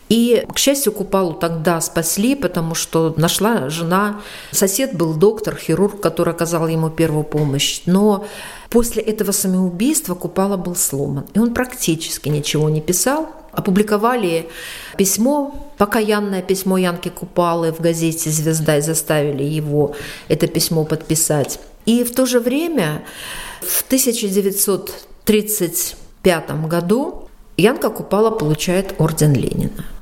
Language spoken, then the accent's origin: Russian; Belarus; как мы говорим белорусы